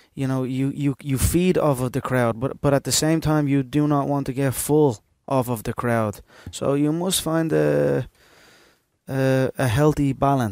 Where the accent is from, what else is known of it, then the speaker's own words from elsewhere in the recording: Ireland; we as Irish, we get behind our people